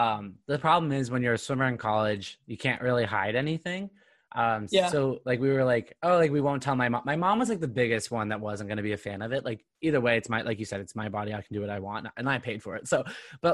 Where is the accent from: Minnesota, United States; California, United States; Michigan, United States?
California, United States; Southern; moved away; also born or lived in New England; I grew up in Southern California